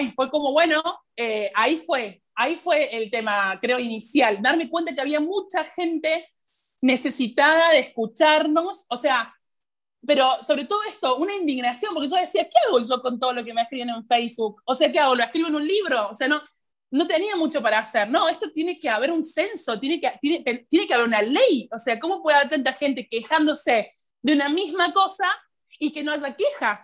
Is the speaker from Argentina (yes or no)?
yes; Argentina; hablo desde mi país porque es lo que conozco